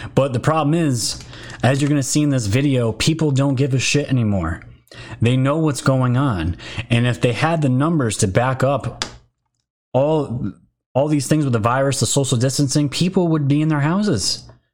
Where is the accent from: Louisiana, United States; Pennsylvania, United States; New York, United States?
New York, United States; I am from New York.